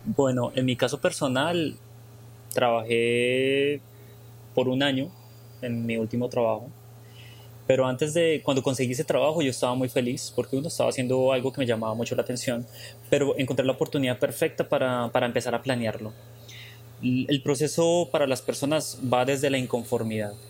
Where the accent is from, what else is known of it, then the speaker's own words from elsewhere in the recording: Colombia; moved away as an adult; nosotros como colombianos